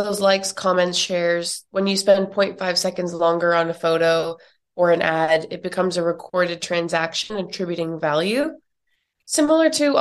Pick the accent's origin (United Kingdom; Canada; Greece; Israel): Canada; now in New York, United States; I'm from Canada and I live in the US now in New York